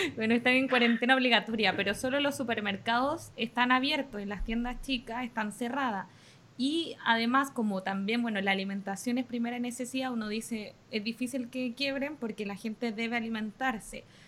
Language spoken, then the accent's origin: Spanish; Chile; yo soy chilena